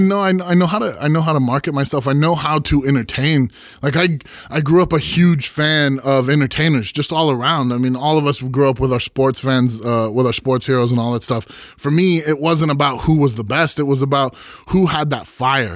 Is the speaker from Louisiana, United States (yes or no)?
no; Santa Cruz, California, United States; I grew up in Santa Cruz